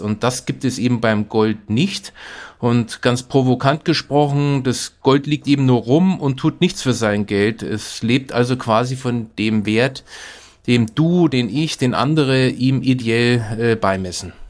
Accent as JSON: {"language": "German", "town": "Nuremberg", "region": "Bavaria", "country": "Germany", "tie": "born or raised there", "said": "Ich bin ja in Nürnberg aufgewachsen"}